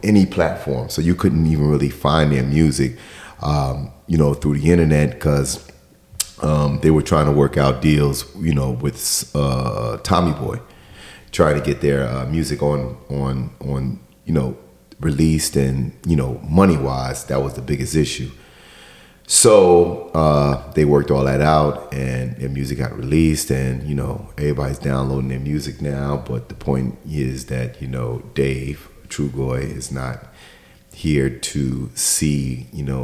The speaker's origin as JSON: {"language": "English", "region": "New York", "country": "United States", "tie": "born or raised there", "said": "growing up in New York was like one of the only places at the time that had, you know, radio stations that played hip hop"}